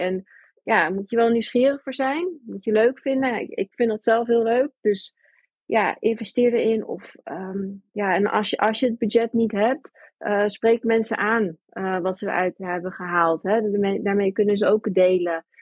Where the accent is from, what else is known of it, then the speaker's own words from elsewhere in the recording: New York, United States; now in Netherlands; Ik ben geboren ook in Amerika, ik ben opgegroeid in New York.